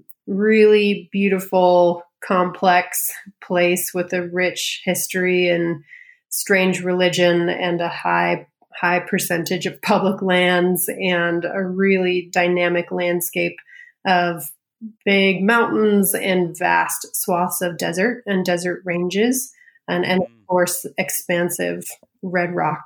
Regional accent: Colorado, United States; also born or lived in California; So I grew up in Colorado mostly, but moved a lot as a kid. So bounced back and forth between California and Colorado a lot.

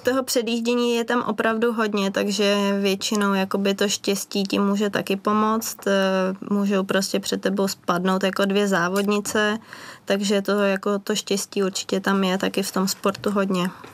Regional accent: Benátky nad Jizerou, Central Bohemian Region, Czechia; my vlastně trénujeme v Benátkách nad Izerou, v mém rodném městě

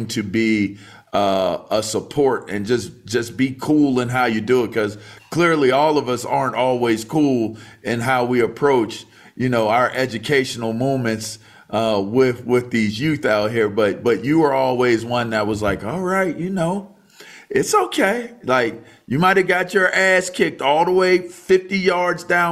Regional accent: Pittsburgh, Pennsylvania, United States; I was born in Pittsburgh

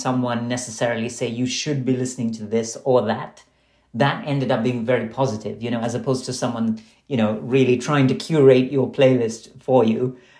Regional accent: Dubai, United Arab Emirates; And what I loved about growing up in Dubai was that while I was actually studying in Western schools and taking Western music classes

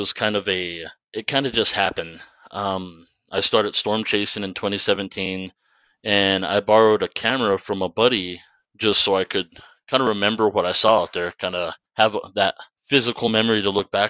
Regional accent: eastern New Mexico, United States; born or raised there; also born or lived in Texas

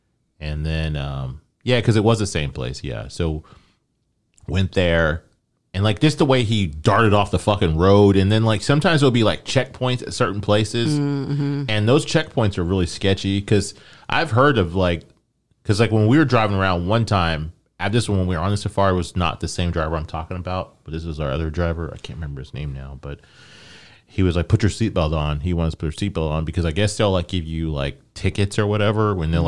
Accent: Nebraska, United States; born there; I was conceived there, but I was born in Nebraska.

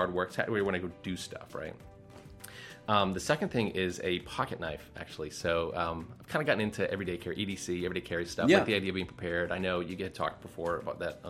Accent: Massachusetts, United States; I'm from Massachusetts. I grew up in Massachusetts

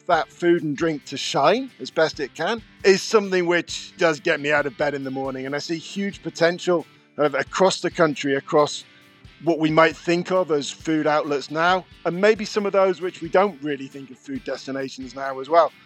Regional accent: Cornwall, South West England, United Kingdom; Growing up in Cornwall in the nineteen eighties

